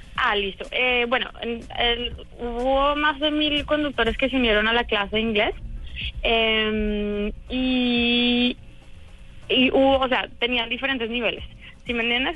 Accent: Colombia; now in San Francisco, United States; yo también soy colombiana, pero he vivido hace mucho tiempo acá

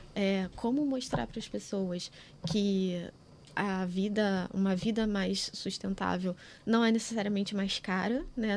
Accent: Rio de Janeiro, Brazil; eu nasci em Campo Grande

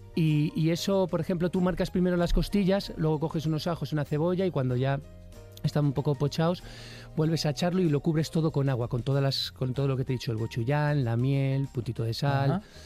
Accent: San Vicente de la Barquera, Cantabria, Spain; hay un plato estrella en mi tierra que es el cocido montañés

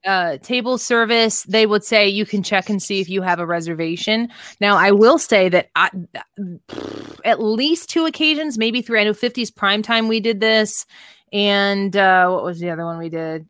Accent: Midwest, United States; now in St. Louis, United States; we're from the Midwest

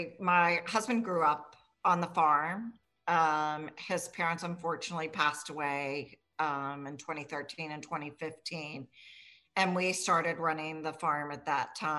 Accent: Richmond, Virginia, United States; I grew up here in Richmond

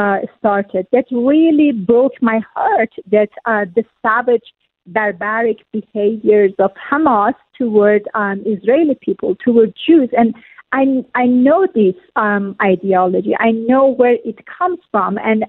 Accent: Iran; moved away; I grew up in Iran

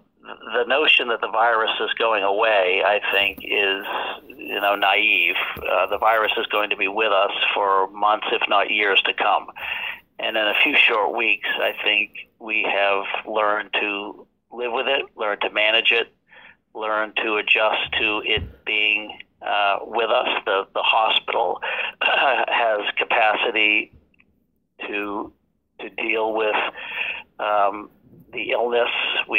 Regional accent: Fitchburg, Massachusetts, United States; Fitchburg, Massachusetts. Last of seven kids.

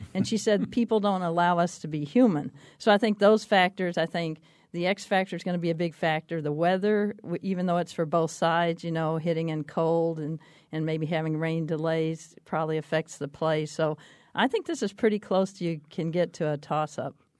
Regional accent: Texas, United States; growing up in Texas

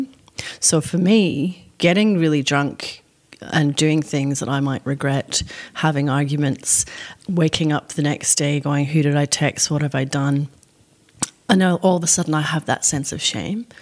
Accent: Scotland, United Kingdom; now in Australia; the culture that I grew up in Scotland and also in Australia

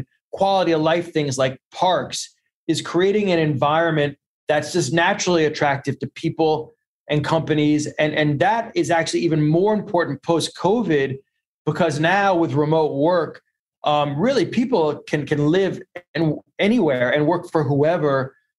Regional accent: New York, United States; moved away as an adult; also born or lived in California; now in New Orleans, United States; My mother is from New Orleans, but she married a Yankee. So I grew up in New York

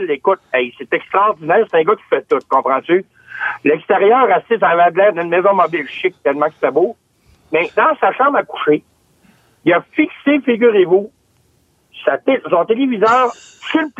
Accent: Lanoraie, Quebec, Canada; moi, quand je suis jeune, là, moi, je viens de la Norée.

